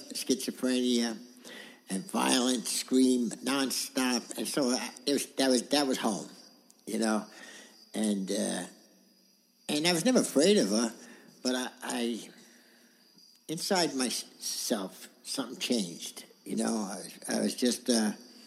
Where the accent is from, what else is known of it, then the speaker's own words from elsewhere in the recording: New York City, New York, United States; also born or lived in Queens; I was born in Brooklyn, and... Went to school in Queens, then we went back to Brooklyn. We moved around.